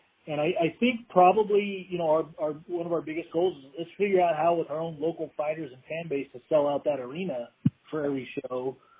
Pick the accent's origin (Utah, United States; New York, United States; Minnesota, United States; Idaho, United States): Idaho, United States; Meridian; I'm from Meridian. I live here now. I've got kids and a wife, and I definitely wouldn't move anywhere else.